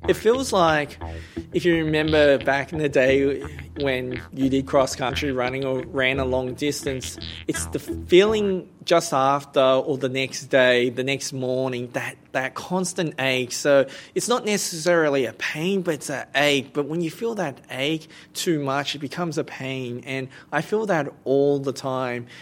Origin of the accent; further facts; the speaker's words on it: Blacktown, New South Wales, Australia; also born or lived in Cambodia / Bankstown; growing up in Blacktown was that there were not many people from Southeast Asia li-, living in Blacktown at the time